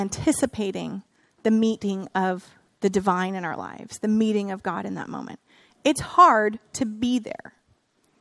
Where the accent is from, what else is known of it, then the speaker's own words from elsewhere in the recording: Northern California, United States; I grew up here in Northern California